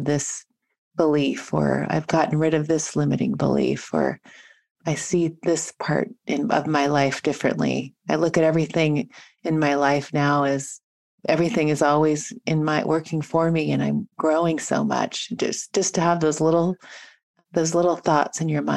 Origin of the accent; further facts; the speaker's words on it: Washington, United States; moved away as an adult; also born or lived in Montana; now in San Diego, United States; my home state in Redmond, Washington